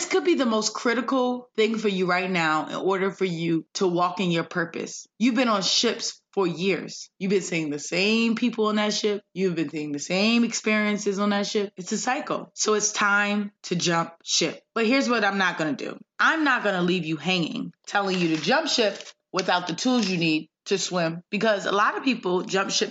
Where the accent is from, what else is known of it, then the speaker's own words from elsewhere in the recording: Windsor, Connecticut, United States; moved away; also born or lived in Hartford, Connecticut; I'm from Hartford, Connecticut, and grew up in Windsor